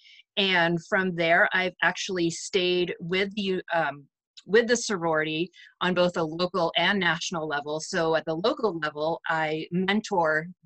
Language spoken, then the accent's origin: English; Chelmsford, Massachusetts, United States; now in Stratford, United States; I grew up in Chelmsford, Massachusetts